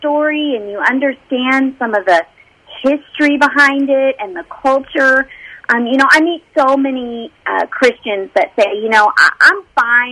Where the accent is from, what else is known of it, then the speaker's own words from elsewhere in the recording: Los Angeles, California, United States; I grew up in the Los Angeles area